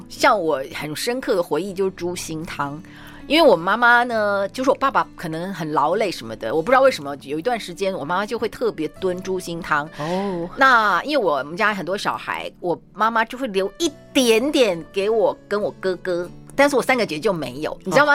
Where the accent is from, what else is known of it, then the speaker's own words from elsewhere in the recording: Yonghe, New Taipei, Taiwan; 我小时候住在永和，然后那个时候是永和路